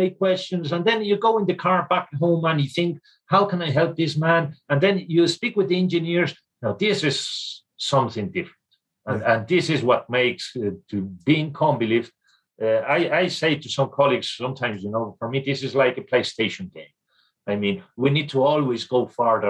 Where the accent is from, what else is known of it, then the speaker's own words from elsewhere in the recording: Spain; I am from Spain. I was educated in Spain